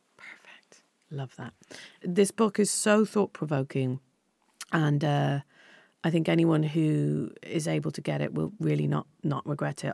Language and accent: English; Ireland; when I was younger growing up in Ireland